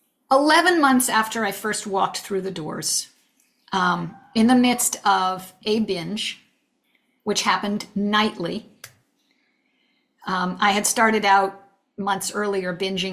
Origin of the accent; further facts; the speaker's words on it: New England, United States; moved away; also born or lived in California; We decided to move back east, which is where I'm from. I'm from New England